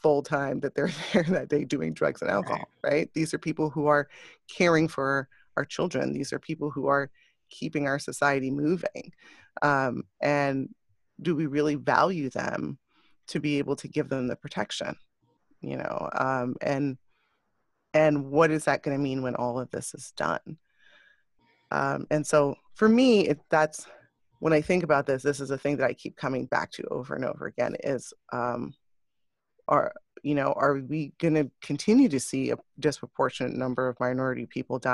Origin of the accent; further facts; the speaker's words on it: New York, United States; also born or lived in Westchester / The Bronx; being a New Yorker, you know, born and raised in New York, in Westchester and around in the Bronx